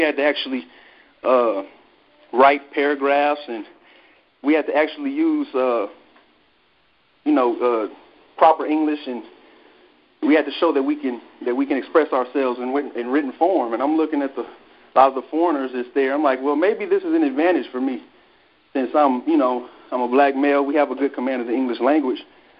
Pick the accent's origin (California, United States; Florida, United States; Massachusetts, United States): California, United States; Los Angeles; I'm from Los Angeles